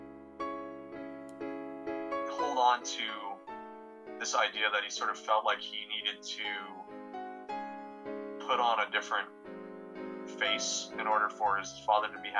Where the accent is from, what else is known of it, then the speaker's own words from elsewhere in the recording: United States; as a American